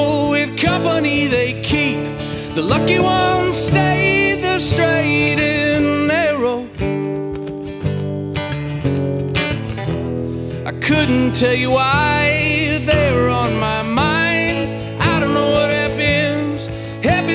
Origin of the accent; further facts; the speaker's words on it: Marysville, Washington, United States; now in Austin, United States; the people in my hometown, Marysville, Washington